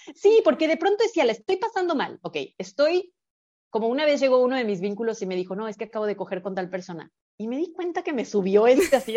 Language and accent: Spanish; Guadalajara, Jalisco, Mexico; now in Bacalar, Mexico; yo ya tenía vínculos en Guadalajara, que es de donde soy originalmente